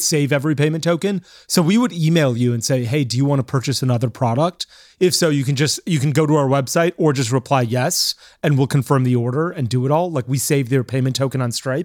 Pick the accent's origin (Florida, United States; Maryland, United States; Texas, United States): Florida, United States; moved away; also born or lived in New York; I grew up in Florida.